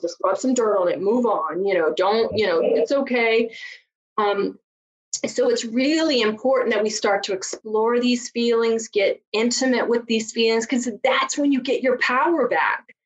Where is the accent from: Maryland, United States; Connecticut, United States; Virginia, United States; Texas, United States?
Virginia, United States; accent: southern; now in Chicago, United States; I grew up just a poor country girl from Virginia